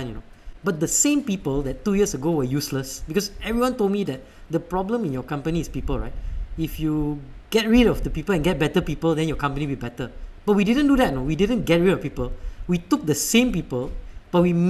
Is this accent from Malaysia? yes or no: yes; Malaysia; moved away; also born or lived in United States; I'm Malaysian